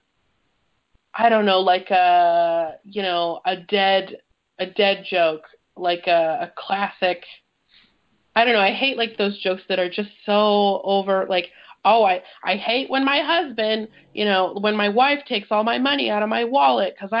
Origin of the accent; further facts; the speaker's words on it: 2 hours from Ferguson, Missouri, United States; moved away; that was like 2 hours from my hometown